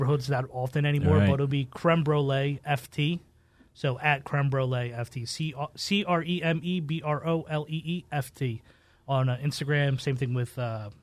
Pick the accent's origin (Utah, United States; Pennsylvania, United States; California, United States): Pennsylvania, United States; Philadelphia; I grew up in North Philadelphia